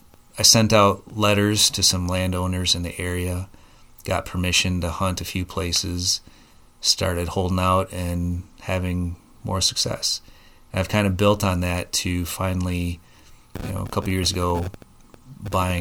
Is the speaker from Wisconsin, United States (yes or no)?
yes; Oregon, Wisconsin, United States; I'm from the Oregon area, grew up here, went to high school, attended college at the UW, and worked for a company in Madison